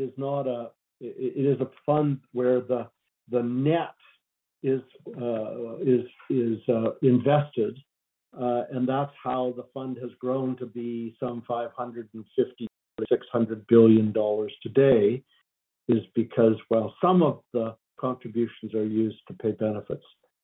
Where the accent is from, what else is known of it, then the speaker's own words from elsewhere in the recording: Alberta, Canada; I as an Albertan and as a proud Canadian